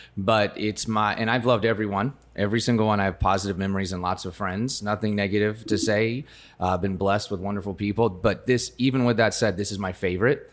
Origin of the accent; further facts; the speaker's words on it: rural Colorado, United States; now in Gilbert, United States; I grew up in rural Colorado